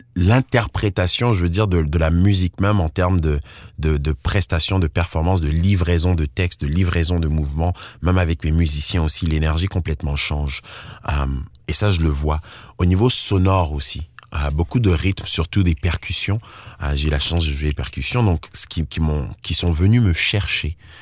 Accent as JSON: {"language": "French", "country": "Côte d’Ivoire", "tie": "born or raised there", "also_born_or_lived": "Togo", "moved": "yes", "lives_now": "Ontario, Canada", "said": "Je suis né en Côte d'Ivoire et j'ai grandi majoritairement en Côte d'Ivoire"}